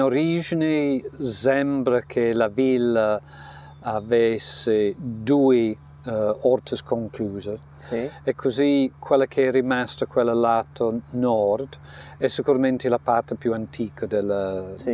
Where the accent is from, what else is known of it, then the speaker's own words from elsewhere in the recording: Yorkshire and the Humber, United Kingdom; Italian is a second language; moved away; Io sono dello Yorkshire e la casa in cui sono cresciuta eh, era un po' freddina d'inverno